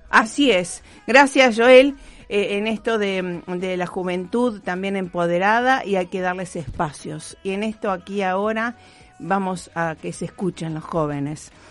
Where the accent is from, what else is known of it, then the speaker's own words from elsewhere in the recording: Rosario, Santa Fe, Argentina; como rosarigacinos, como argentinos